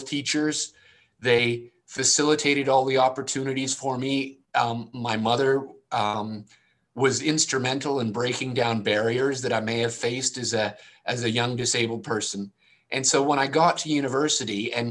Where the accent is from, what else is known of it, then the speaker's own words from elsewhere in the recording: Canada; I'm Canadian.